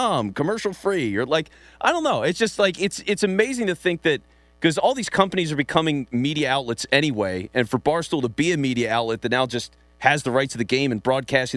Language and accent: English; Philadelphia, Pennsylvania, United States; That's my hometown